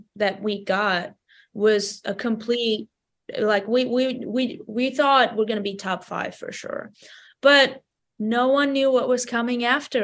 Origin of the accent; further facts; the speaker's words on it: Vanadzor, Lori, Armenia; English is a second language; I lived my whole life there. I started making my baby musical steps in my hometown, Vanador. It's a small town in Armenia